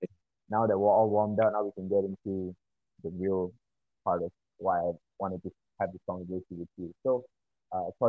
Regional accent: Malaysia; I went to a primary school where I only spoke Malay. I only spoke English at home

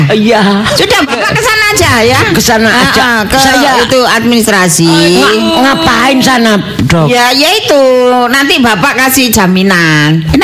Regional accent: Surabaya, East Java, Indonesia; born there; Kelahiran uh, saya kelahiran Surabaya.

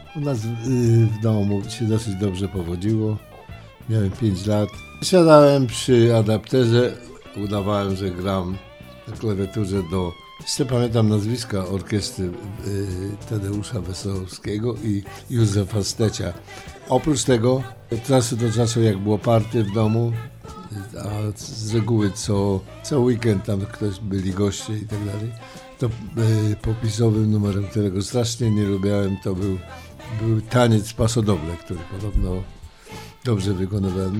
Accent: Łódź, Łódź Voivodeship, Poland; moved away as an adult; also born or lived in Warsaw / New York; urodziłem się w Warszawie, wychowałem w Łodzi, ale tak naprawdę to czuję się cały czas nowojorczykiem i 45 lat w, Nowo Nowym Jorku

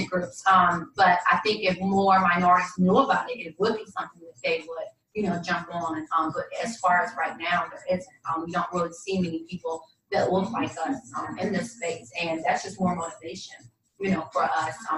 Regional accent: the South, United States; moved away; I'm from the South

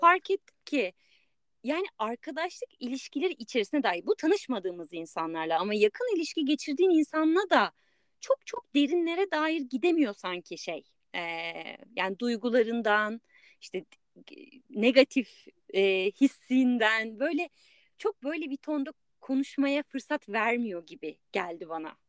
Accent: Turkey; moved away

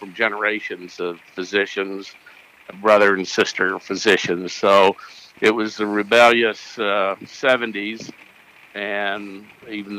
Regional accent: northern Alabama, United States; moved away; I was born and raised in northern Alabama.

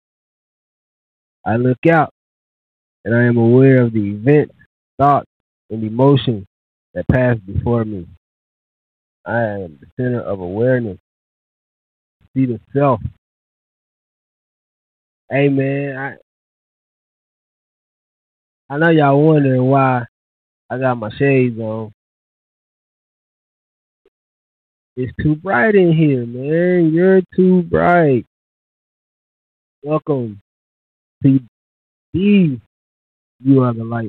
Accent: Louisville, Kentucky, United States; moved away as an adult; now in Dallas, United States; I am from the same city and state

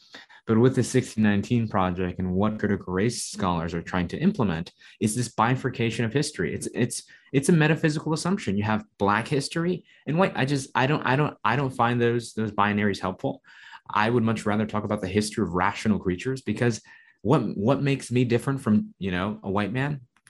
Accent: New York City, New York, United States; I'm from New York City

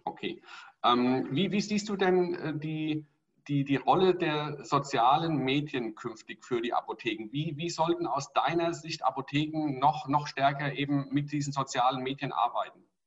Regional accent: Hesse, Germany; Bei uns in Hessen

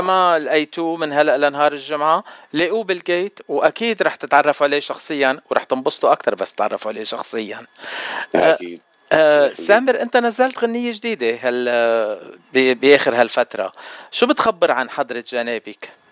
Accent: Lebanon; انا لبناني

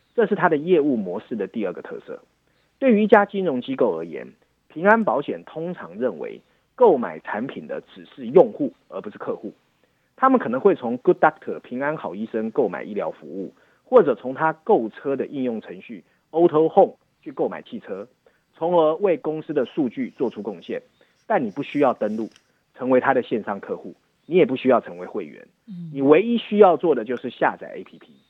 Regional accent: Taiwan; 身为台湾人

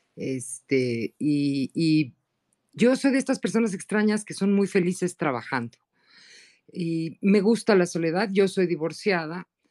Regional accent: Mexico; Yo soy mexicana

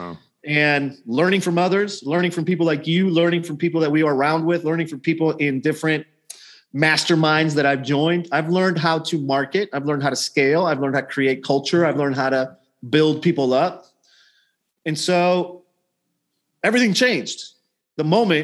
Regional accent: Nicaragua; also born or lived in St. Louis, Missouri, United States; now in Houston, United States; growing up in Nicaragua among very impoverished children that lived next to our house

